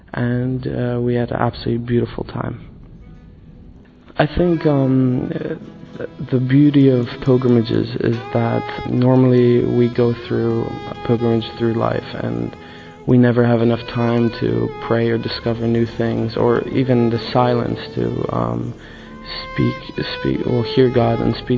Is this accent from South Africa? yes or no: no; Poland; also born or lived in United States / Caribbean; I'm 25. I'm a Polish American. I was born in the States and grew up in the Caribbean and Poland.